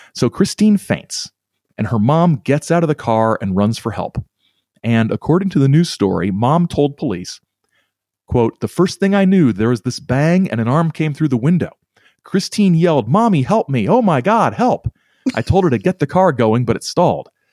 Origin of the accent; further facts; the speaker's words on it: Whitley County, northeastern Indiana, United States; not quite my hometown, but the county that I'm from, uh, Whitley County in, uh, northeastern Indiana